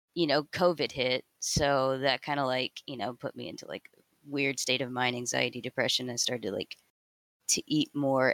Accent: Houston, Texas, United States; I grew up in Houston, Texas

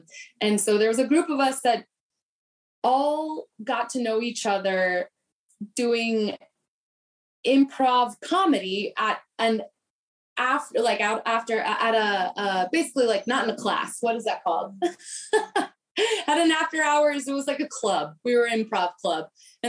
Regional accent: Kansas City, Missouri, United States; now in Cincinnati, United States; that's Kansas City, my hometown.

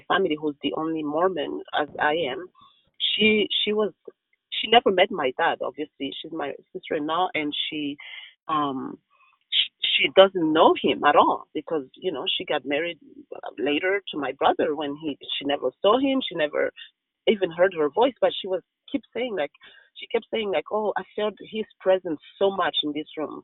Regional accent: Rwanda; moved away; when we were growing up in Rwanda

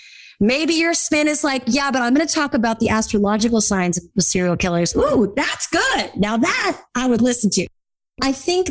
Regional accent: California, United States; I grew up in Orange County, California. We all totally talk like this all the time.

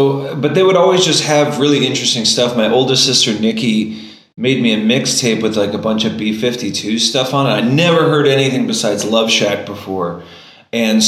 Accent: Dayton, Ohio, United States; moved away as an adult; also born or lived in Columbus, Ohio; now in Richmond, Virginia, United States; I grew up near Dayton, Ohio

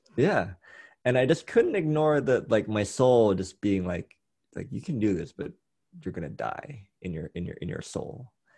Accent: Thailand; growing up in Thailand

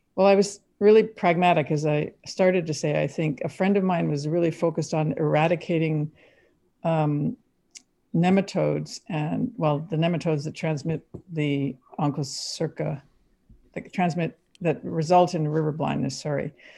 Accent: Quebec, Canada; now in United States; I grew up in Quebec. I've s-, spoke really fluent French at the time

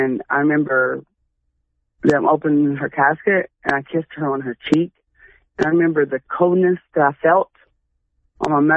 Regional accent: Huntington, United States; moved away as an adult; also born or lived in Texas / Beaver; I'm from Huntington. I haven't been there since 03

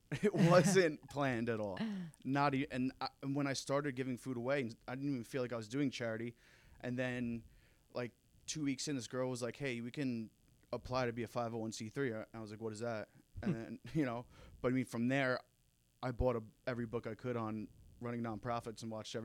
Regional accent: Sayville, New York, United States; I'm from Sayville, Long Island originally

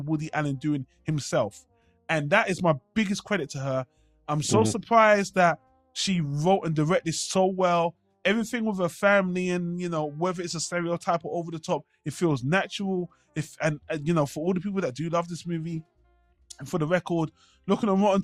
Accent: United Kingdom; I'm British

